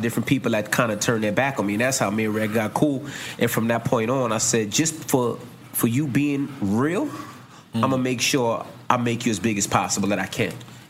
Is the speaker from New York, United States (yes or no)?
yes; New York City, New York, United States; I'm a Queens nigga